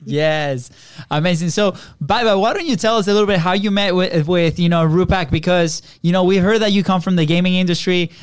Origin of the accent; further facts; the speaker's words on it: Venezuela; now in United States; we're from Venezuela, right? So we're you know same thing, South America, third world country